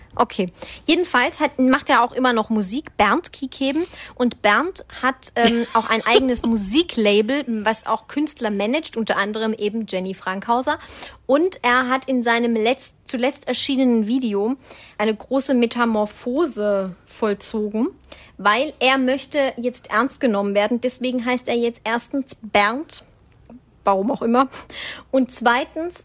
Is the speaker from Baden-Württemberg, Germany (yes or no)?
yes; Swabia, Baden-Württemberg, Germany; ich als Schwabe